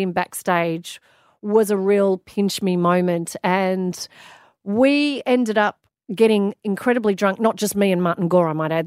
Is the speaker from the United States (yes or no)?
no; Australia; also born or lived in London; I loved being an Australian